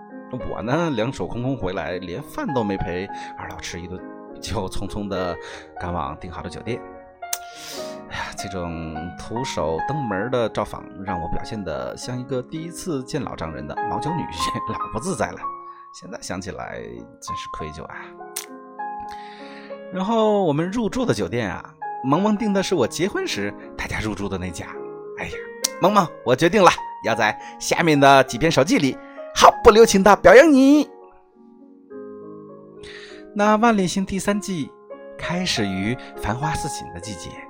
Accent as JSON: {"language": "Chinese", "region": "Hunan", "country": "China", "also_born_or_lived": "Rizhao, Shandong", "said": "我是湖南人"}